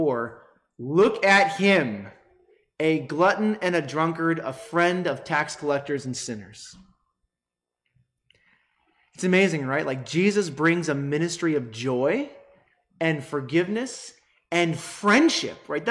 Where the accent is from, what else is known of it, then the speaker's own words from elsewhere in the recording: United States; us Americans